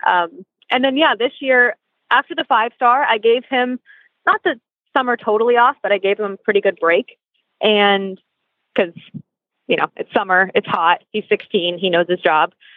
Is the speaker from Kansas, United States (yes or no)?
yes; outside of Wichita, Kansas, United States; now in Wellington, United States; I am based in Wellington, Florida, although I grew up in Kansas outside of Wichita.